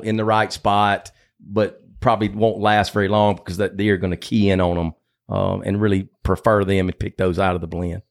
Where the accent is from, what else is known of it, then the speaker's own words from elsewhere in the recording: Batesville, Mississippi, United States; I grew up in Batesville on a hog farm, about uh, sixty miles south of Memphis